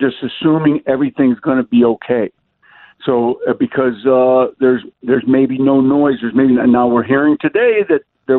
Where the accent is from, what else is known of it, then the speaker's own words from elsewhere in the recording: Detroit, Michigan, United States; I've seen guys sitting in prison cells in Wayne County Jail in Detroit. I'm from Detroit.